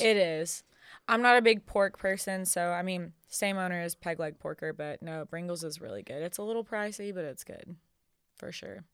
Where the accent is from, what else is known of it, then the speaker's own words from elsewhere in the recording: Brownsboro, Texas, United States; now in Nashville, United States; I'm actually from a two-stoplight town outside of Tyler called Brownsboro, Texas